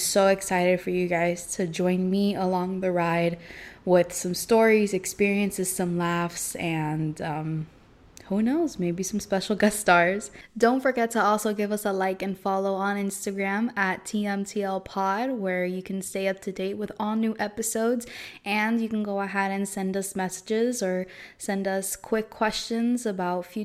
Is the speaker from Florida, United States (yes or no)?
yes; Miami, Florida, United States; I'm from Miami